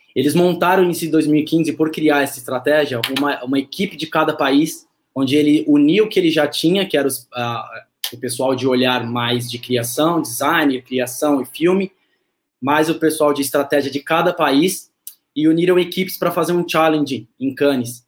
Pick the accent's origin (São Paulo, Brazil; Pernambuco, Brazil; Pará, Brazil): São Paulo, Brazil; sou natural de São Paulo